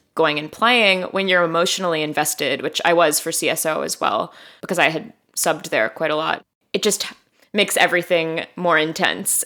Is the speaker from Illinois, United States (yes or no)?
yes; Chicago, Illinois, United States; moved away as an adult; also born or lived in Miami; I grew up in Hyde Park.